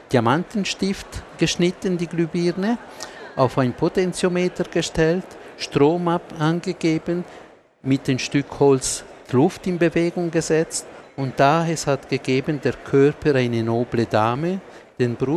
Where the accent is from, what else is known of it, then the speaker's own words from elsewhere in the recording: Ticino, Switzerland; German is a second language; noch vielleicht nur kurz noch mich entschuldigen für meine deutsche Sprache, die ist nicht perfekt, aber als Tessiner habe ich versucht.